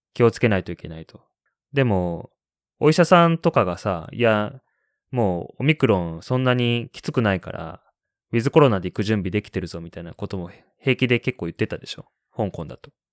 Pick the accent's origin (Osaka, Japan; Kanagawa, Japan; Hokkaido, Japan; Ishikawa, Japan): Ishikawa, Japan; Kanazawa; moved away as an adult; now in Shanghai, China; 石川県金沢市出身